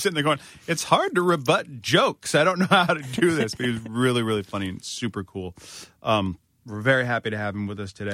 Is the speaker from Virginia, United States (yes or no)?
yes; Northern Virginia, United States; I'm from Northern Virginia where there are tons of Civil War reenactments